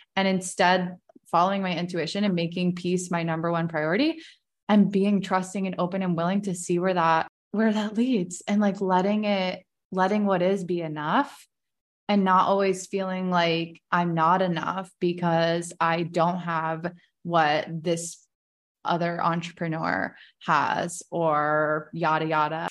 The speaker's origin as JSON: {"language": "English", "region": "Virginia", "country": "United States", "tie": "born or raised there", "said": "I'm twenty-nine, I was born in Virginia"}